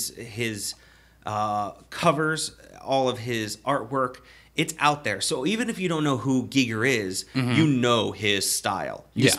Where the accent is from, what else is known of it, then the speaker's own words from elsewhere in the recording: Baltimore, Maryland, United States; we're both from Maryland, specifically Baltimore, where the Maryland Death Fest is home to.